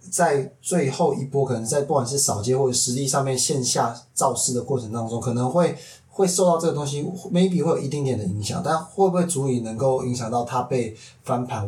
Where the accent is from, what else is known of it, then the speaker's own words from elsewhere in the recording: Taipei, Taiwan; 算是土生土长的台北人